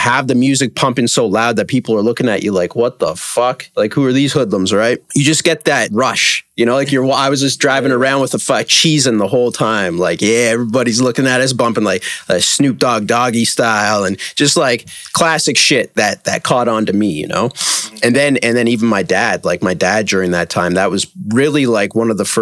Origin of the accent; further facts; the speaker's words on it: Toronto, Ontario, Canada; I'm actually from Toronto and still live there.